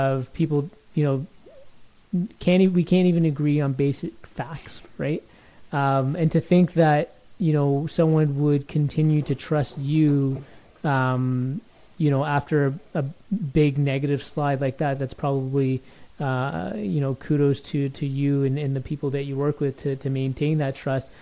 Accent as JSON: {"language": "English", "town": "Toronto", "region": "Ontario", "country": "Canada", "tie": "born or raised there", "said": "I grew up in Toronto"}